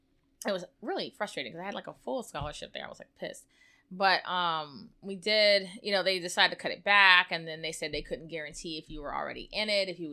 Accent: Gulf Coast, United States; I mean, I grew up on the Gulf Coast, so it is what it is.

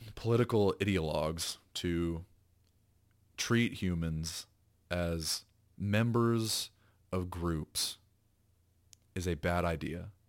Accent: the South, United States; I was raised in the South

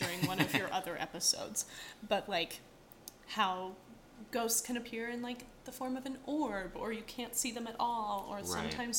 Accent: Colorado, United States; I'm from Colorado and not too far away from Estes Park where the Stanley Hotel is.

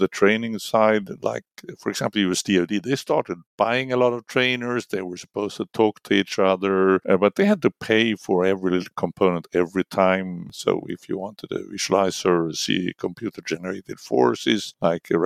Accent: Linköping, Östergötland, Sweden; I studied in my hometown, Linköping

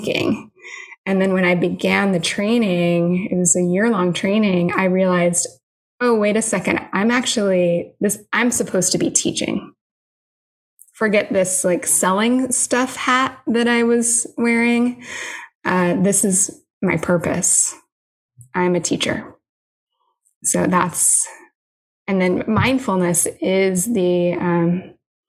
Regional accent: Illinois, United States; moved away; also born or lived in North Carolina; I grew up in Illinois

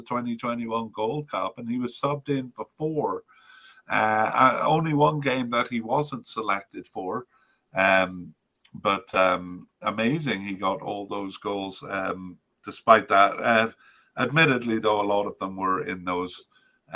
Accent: Canada; as a Canadian

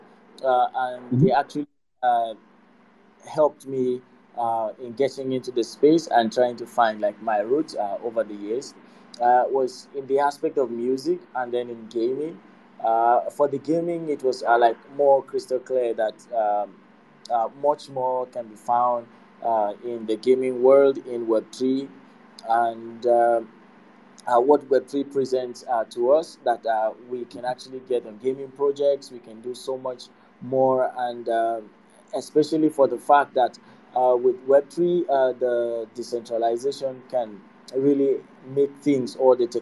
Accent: Nigeria; I am from Nigeria and a graduate of electronics

